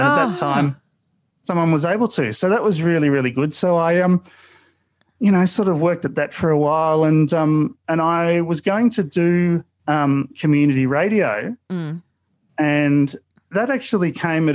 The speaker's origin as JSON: {"language": "English", "town": "Mulgrave", "region": "Victoria", "country": "Australia", "tie": "born or raised there", "also_born_or_lived": "Frankston", "said": "I grew up in Mulgrave"}